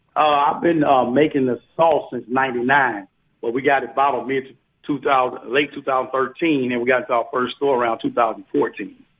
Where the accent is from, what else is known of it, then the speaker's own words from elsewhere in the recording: Biloxi, Mississippi, United States; moved away as an adult; I'm from Biloxi, Mississippi